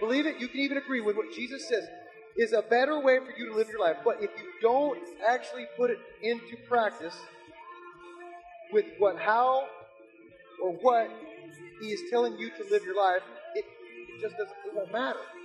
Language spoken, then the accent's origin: English; South Florida, United States; I'm from South Florida